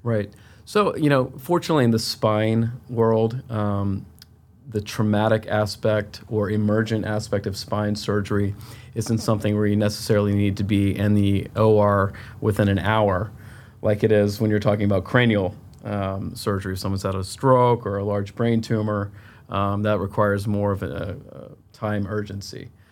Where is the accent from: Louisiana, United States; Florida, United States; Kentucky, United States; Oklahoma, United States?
Florida, United States; Tampa; moved away as an adult; also born or lived in Chicago / Miami / Philadelphia; I'm originally from Tampa, Florida